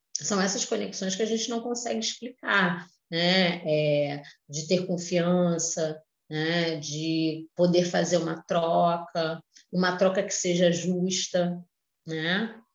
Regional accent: Rio de Janeiro, Brazil; eu sou do Rio de Janeiro

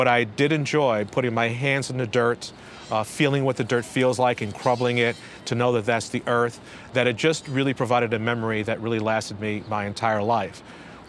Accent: New York City, New York, United States; moved away as an adult; also born or lived in Raleigh, North Carolina; I was born and raised in Brooklyn, New York

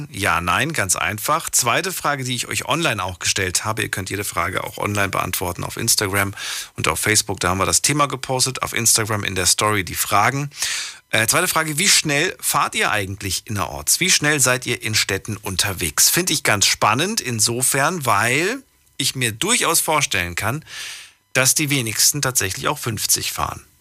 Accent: Rheinmünster, Baden-Württemberg, Germany; komme aus Rheinmünster, vom Flughafen Karlsruhe

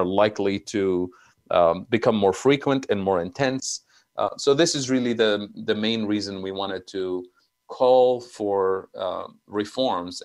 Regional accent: Tunisia; moved away; I'm originally from Tunisia, so I have family living there

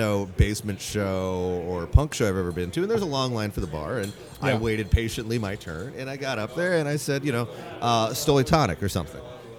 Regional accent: United States; he immediately recognized me for being the American jackal that I am.

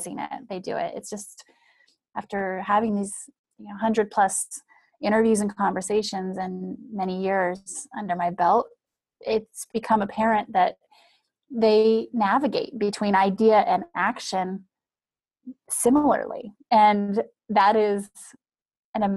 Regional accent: Wyoming, United States; moved away; I'm from Wyoming. I grew up in small town Wyoming

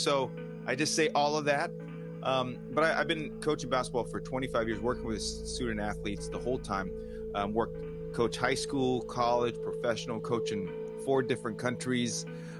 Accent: Los Angeles, California, United States; I grew up in Los Angeles.

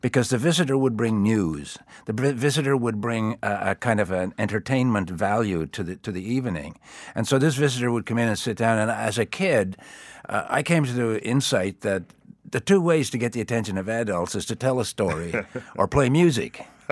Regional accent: East Coast, United States; what I grew up with on the East Coast

